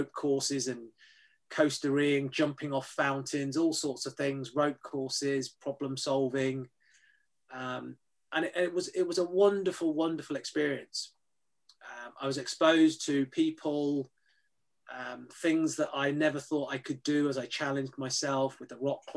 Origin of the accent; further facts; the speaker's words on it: United Kingdom; I describe myself as a British-born Chinese, so grew up in the UK but ethnically Chinese